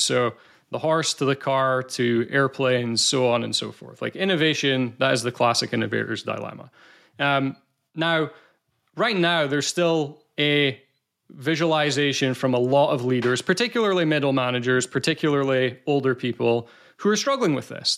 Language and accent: English; Scotland, United Kingdom; accent: Scottish; I'm from Scotland